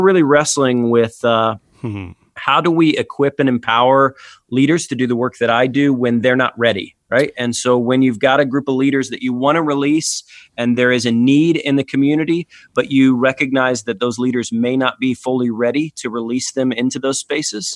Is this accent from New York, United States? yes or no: no; Atlanta, Georgia, United States; my home church and my hometown here in Atlanta